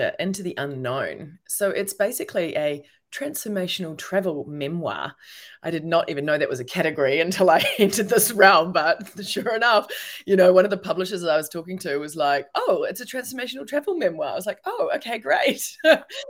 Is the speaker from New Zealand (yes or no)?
yes; New Zealand; moved away as an adult; also born or lived in New York / London / Melbourne; I'm a New Zealander. And so I'm actually in New Zealand right now in Auckland